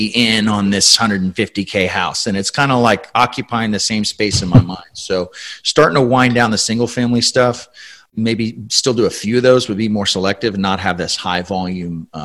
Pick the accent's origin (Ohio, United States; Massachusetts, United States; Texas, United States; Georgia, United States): Texas, United States; San Antonio; I was born here in San Antonio, grew up here for the most part.